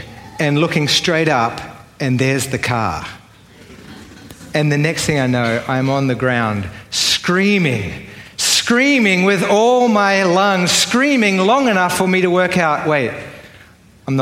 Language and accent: English; Sydney, New South Wales, Australia; accent: Australian; If you haven't yet worked out from my accent, I'm Australian. I grew up in Sydney